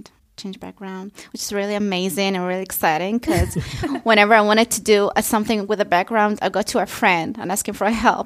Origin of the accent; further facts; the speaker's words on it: Yemen; moved away as an adult; now in Berlin, Germany; I'm from Yemen.